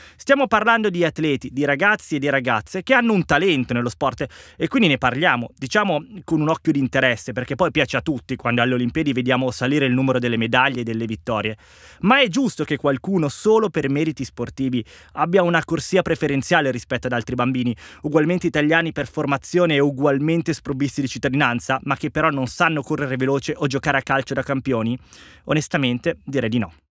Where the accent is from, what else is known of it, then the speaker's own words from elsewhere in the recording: Italy; per il mio paese